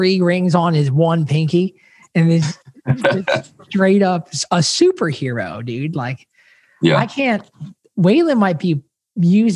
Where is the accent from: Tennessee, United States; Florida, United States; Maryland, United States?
Florida, United States; Bradenton; Bradenton, Florida